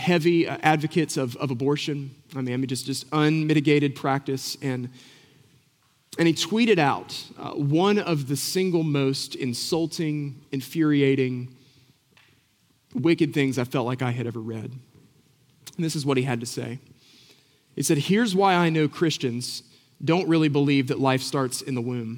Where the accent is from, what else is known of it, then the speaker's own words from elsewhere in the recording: Boone, North Carolina, United States; I grew up in Boone